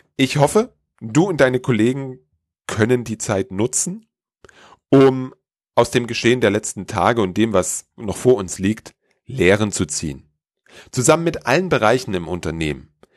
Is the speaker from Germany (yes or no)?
yes; Germany; bei uns in Deutschland